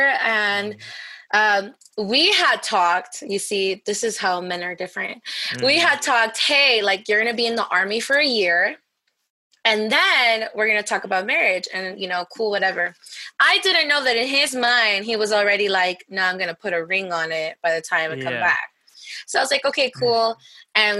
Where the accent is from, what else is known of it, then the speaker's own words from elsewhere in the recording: Los Angeles, California, United States; moved away as an adult; now in El Paso, United States; I'm growing up in Watts